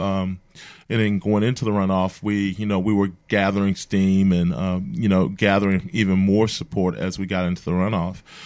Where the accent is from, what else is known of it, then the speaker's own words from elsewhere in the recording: Mobile, Alabama, United States; I'm from Mobile, a lifelong resident. Uh, grew up down the bay